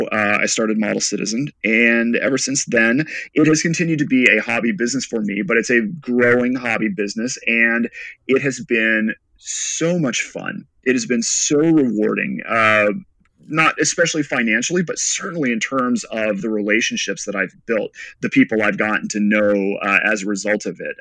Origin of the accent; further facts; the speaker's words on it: West Texas, United States; I grew up mostly in West Texas.